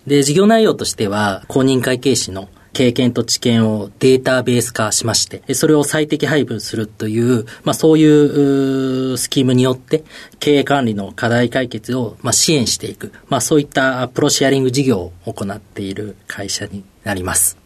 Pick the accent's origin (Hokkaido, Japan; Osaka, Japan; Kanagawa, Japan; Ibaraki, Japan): Osaka, Japan; Ibaraki; also born or lived in Kobe, Hyogo; 育ちは、えー、大阪の茨城市というところで育ってますね。